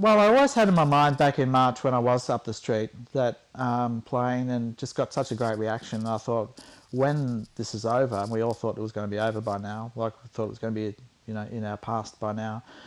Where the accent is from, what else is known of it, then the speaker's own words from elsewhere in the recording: Warragul, Victoria, Australia; We're from Warragul